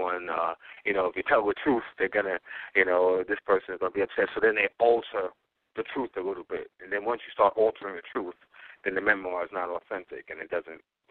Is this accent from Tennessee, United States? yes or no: no; New York City, New York, United States; I was raised in the Mott Haven section of the South Bronx, which is right across the bridge from Harlem.